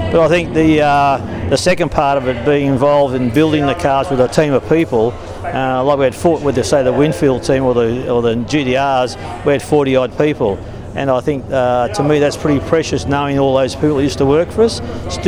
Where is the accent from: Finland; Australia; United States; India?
Australia; So they're the sort of things you miss as being an Australian.